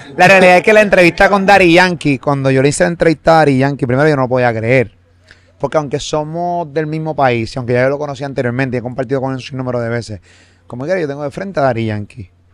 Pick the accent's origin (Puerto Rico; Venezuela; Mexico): Puerto Rico; yo como puertorriqueño